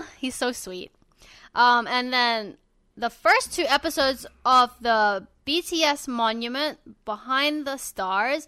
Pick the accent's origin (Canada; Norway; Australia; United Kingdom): Australia; Sydney, New South Wales; You guys are from my hometown